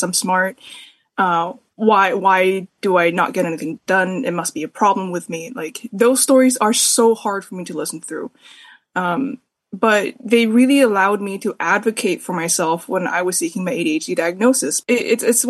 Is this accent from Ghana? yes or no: no; Canada; a Canadian smut demon